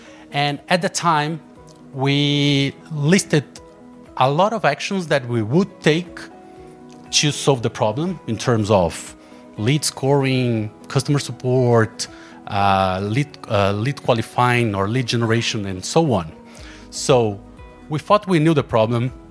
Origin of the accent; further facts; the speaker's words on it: Brazil; English is a second language; I'm from Brazil